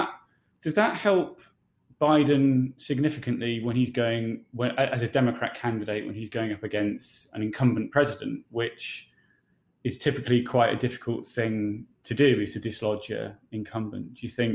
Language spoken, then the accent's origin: English; United Kingdom; moved away as an adult; now in United States; I'm a British journalist living and working in America.